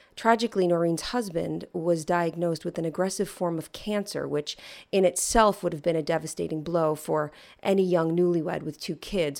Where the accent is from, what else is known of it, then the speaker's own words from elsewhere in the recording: East Coast, United States; I'm from the East Coast